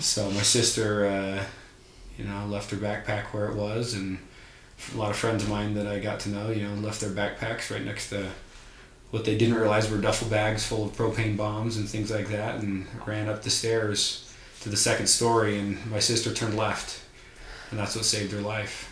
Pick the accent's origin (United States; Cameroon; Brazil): United States; Littleton, Colorado; seventh of eight kids, born and raised in Colorado